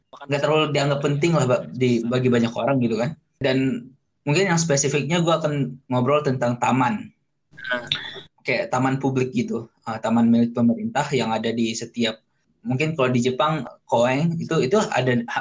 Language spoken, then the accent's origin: Indonesian; Aceh, Indonesia; Gue asalnya dari dari Aceh, terus apa sih dapat uh, beasiswa buat sekolah di Insan Jenikia Serpong di di Tangerang Selatan